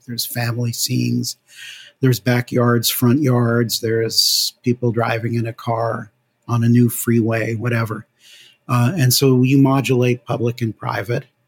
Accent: New Haven, Connecticut, United States; moved away as an adult; also born or lived in California; I grew up in New Haven, Connecticut

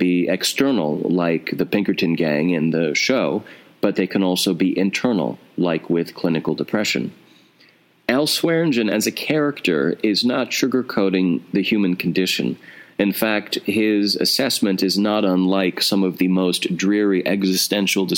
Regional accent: North Dakota, United States; now in New York City, United States; I'm from North Dakota. I live in New York City

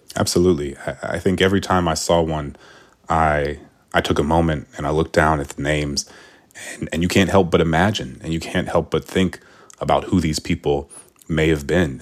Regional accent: New Orleans, Louisiana, United States; I was from New Orleans

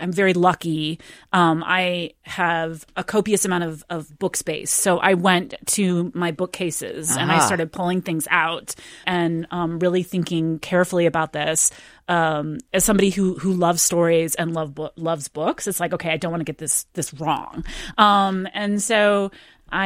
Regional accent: Ann Arbor, Michigan, United States; I'm a Michigander. I grew up in Ann Arbor, Michigan

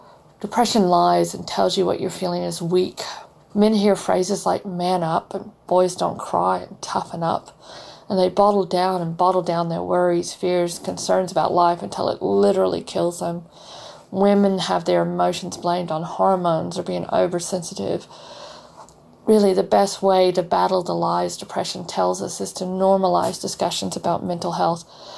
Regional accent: Texas, United States; now in Perth, Australia; I'm originally from Texas, but I live now in Perth, Australia.

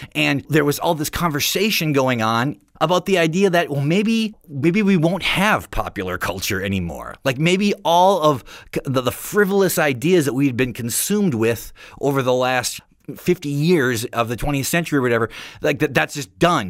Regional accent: Midwest, United States; also born or lived in Akron, Ohio; growing up in the Midwest

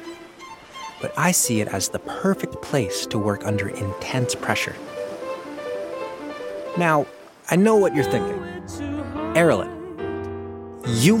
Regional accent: Belize; I hail from Belize

